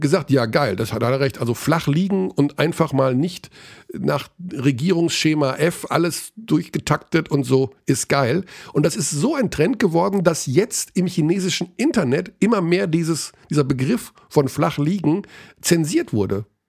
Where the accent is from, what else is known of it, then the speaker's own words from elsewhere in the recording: Germany; ich bin natürlich gerne Deutscher, also ich bin ja meine Heimat, ich bin Deutsch